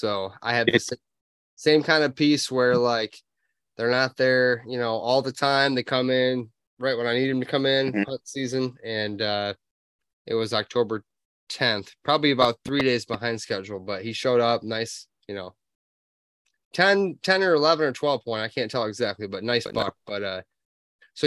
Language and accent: English; Upper Peninsula, Michigan, United States; we're from Michigan, UP